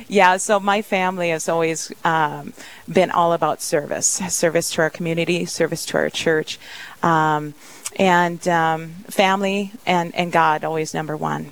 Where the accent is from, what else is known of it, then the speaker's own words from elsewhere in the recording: Rice Lake, Minnesota, United States; I grew up in Duluth, just outside of Duluth, my family was a very close-knit, we still are a very close-knit family, and we grew up and went to church every weekend